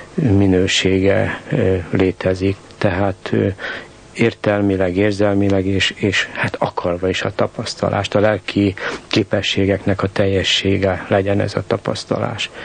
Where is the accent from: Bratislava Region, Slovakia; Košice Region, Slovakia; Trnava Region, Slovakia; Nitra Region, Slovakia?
Bratislava Region, Slovakia; Bratislava; moved away as an adult; also born or lived in Czechoslovakia / Novi Sad; now in Budapest, Hungary; élek én pozsonyiként Budapesten